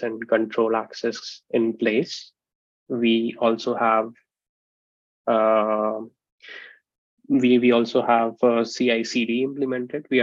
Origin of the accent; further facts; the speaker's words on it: Vidisha, Madhya Pradesh, India; moved away as an adult; now in Sweden; I'm born and brought up in India at a place called Vidisha, which is a very small town